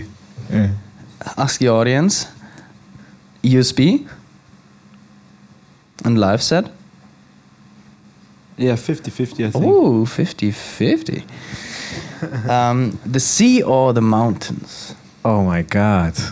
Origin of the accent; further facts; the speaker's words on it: Costa Rica; Hey, Amelia, I'm from Costa Rica.